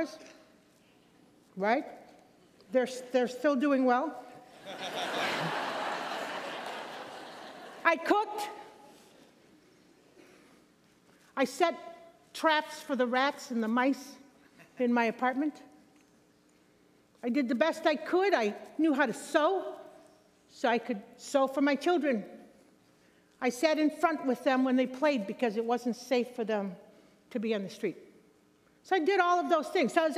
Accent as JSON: {"language": "English", "town": "Chicago", "region": "Illinois", "country": "United States", "tie": "born or raised there", "said": "I grew up in Chicago, Illinois"}